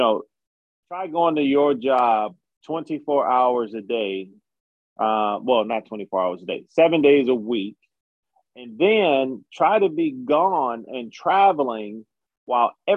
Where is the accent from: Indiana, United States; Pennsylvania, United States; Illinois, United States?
Illinois, United States; Chicago; I'm from Chicago